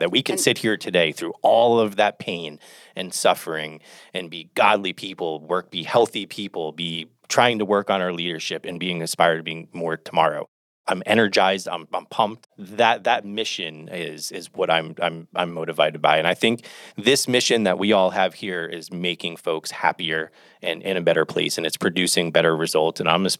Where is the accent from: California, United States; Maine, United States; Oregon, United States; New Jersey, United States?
New Jersey, United States; I'm from New Jersey.